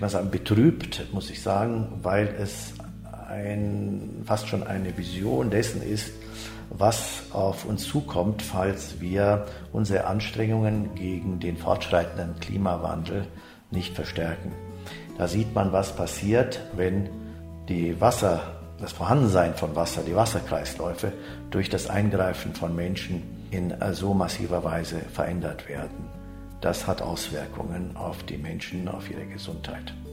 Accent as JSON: {"language": "German", "country": "Germany", "moved": "as an adult", "lives_now": "Almaty, Kazakhstan", "said": "wir als Deutsche"}